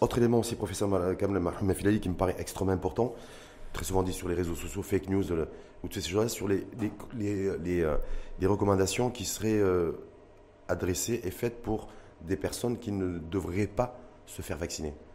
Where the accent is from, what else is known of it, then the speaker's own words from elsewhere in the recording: Morocco; chez nous, au Maroc